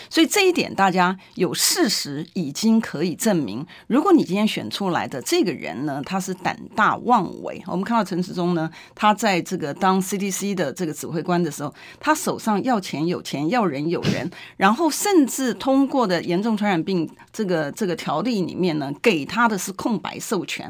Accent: Taipei, Taiwan; 我从小就在台北市，哈， 所以从一个台北市民的一个角度上面来讲

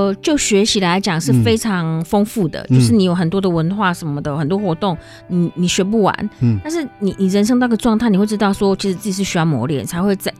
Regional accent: Taiwan; moved away as an adult; also born or lived in Sahara; now in Morocco; 我虽然说是台湾出生长大，但是我一大部分时间都都没有在台湾，就是成年之后

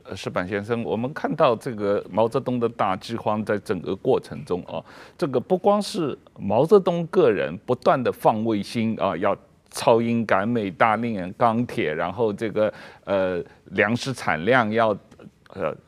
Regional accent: Shanghai, China; 我们小时候在这个上海家里

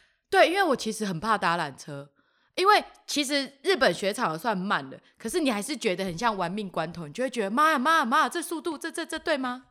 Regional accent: Kaohsiung, Taiwan; 我是南部人

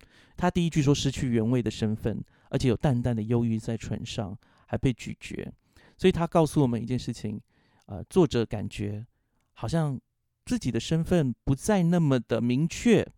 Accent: Taiwan; 所以我自己小时候在部落里面成长的时候，我就是一个异类。

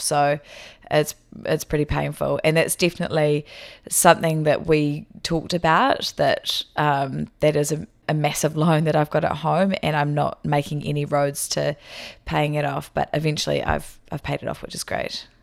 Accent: Hawke's Bay, New Zealand; moved away as an adult; also born or lived in Wellington, New Zealand / South Korea; now in Taiwan; I'm from the North Island, so I was born in Hawke's Bay, which is on the east coast of the North Island

